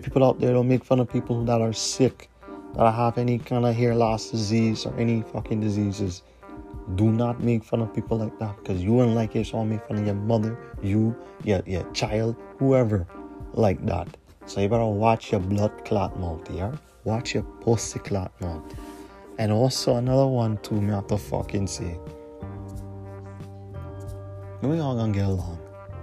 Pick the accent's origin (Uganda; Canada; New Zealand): Canada; as a Canadian